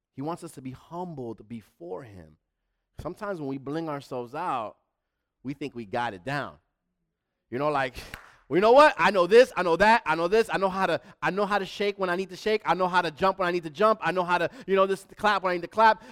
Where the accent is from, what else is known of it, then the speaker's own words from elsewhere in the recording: New York City, New York, United States; moved away; also born or lived in Manhattan; I'm from the Bronx, but I wasn't born in the Bronx. I was born in Manhattan, and then I left early in New York.